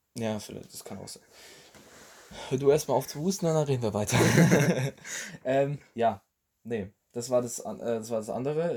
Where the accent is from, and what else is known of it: Germany